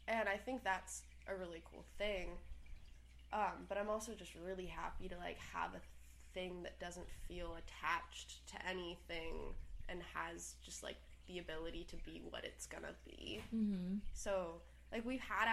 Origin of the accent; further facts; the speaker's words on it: San Francisco, California, United States; now in Los Angeles, United States; So San Francisco is home to me. I grew up in the Haight-Ashbury